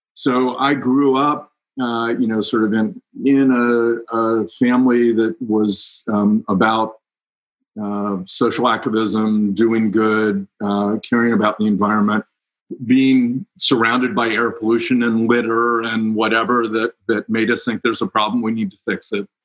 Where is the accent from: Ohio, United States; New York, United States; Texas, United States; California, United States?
Ohio, United States; Cincinnati; moved away as an adult; I grew up in Cincinnati